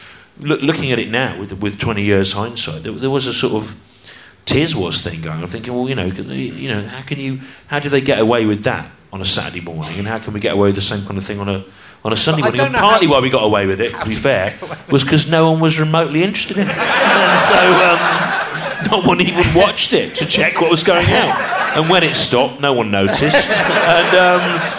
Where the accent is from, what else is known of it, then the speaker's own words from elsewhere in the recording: the Midlands, England, United Kingdom; I grew up in the Midlands